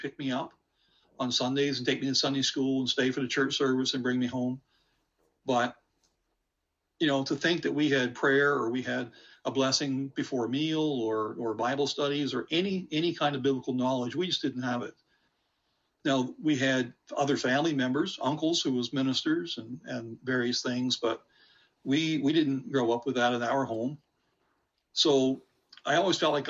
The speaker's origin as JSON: {"language": "English", "region": "Nova Scotia", "country": "Canada", "tie": "born or raised there", "moved": "yes", "lives_now": "St. George's, Canada", "said": "was born in Nova Scotia in a very small little community"}